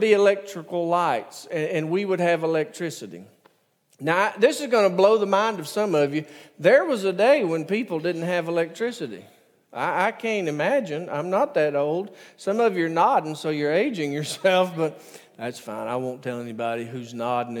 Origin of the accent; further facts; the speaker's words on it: United States; also born or lived in Jordan; I'm American